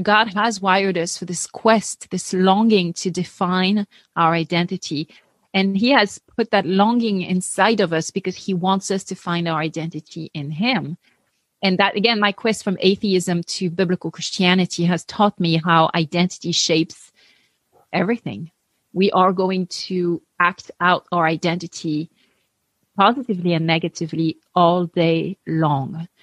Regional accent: France; English is a second language; moved away as an adult; also born or lived in Paris, France; now in United States; I grew up atheist in France

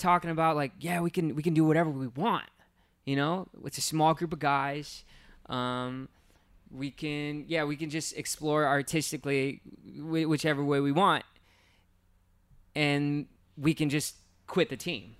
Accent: Hacienda Heights, California, United States; grew up in Hacienda Heights

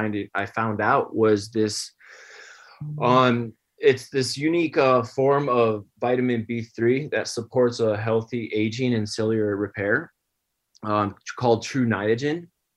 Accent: New York, United States; Upstate New York. Yeah. Grew up there, and I was always around the swimming pool. My parents were swim coaches. So, I guess you could say I grew up on the pool deck.

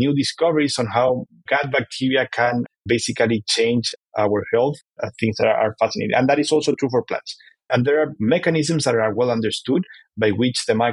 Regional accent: Chile; now in United States; And I am from Chile

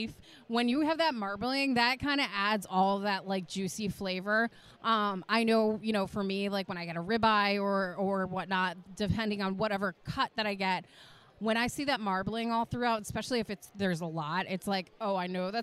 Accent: New England, United States; I'm from New England, so I always say aunt

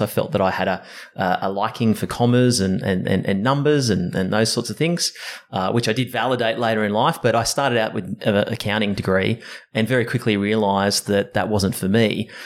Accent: Sydney, New South Wales, Australia; Sydney born and bred. Um, uh, grew up in uh, the hills area

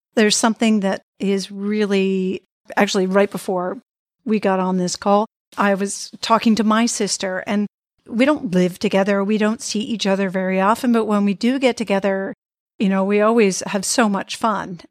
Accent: Boston, Massachusetts, United States; I grew up in the Boston area

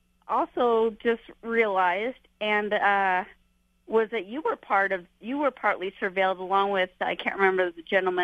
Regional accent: United States; As an American

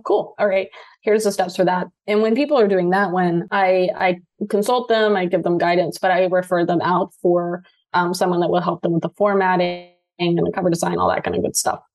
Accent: Louisiana, United States; moved away as an adult; also born or lived in Seattle; I was moving from Louisiana to Seattle

